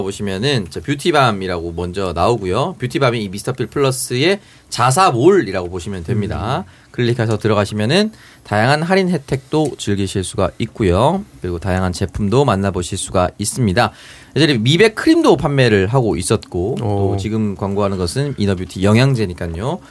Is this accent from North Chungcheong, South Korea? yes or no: no; Busan, South Korea; 저는 이제 부산 사상구 모라동에서 컸어요